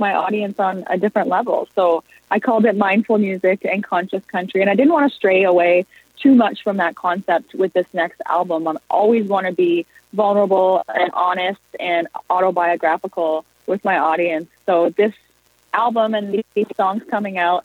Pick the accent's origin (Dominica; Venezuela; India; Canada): Canada; Prince Edward Island; moved away as an adult; now in Toronto, Canada; I'm from Prince Edward Island, and I moved to Toronto when I was 19